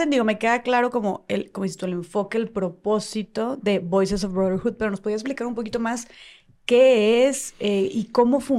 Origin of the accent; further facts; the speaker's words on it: Mexicali, Baja California, Mexico; Ahí, en ah, Mexicali, justamente.